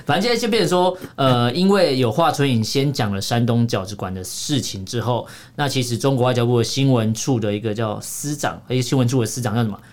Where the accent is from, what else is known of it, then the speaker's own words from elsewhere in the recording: Taiwan; 身为台湾人三十几年